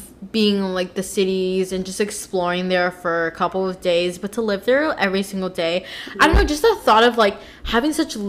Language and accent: English; Laytonville, United States; Well, I grew up in Laytonville too, so like we're surrounded by just suburban ass area.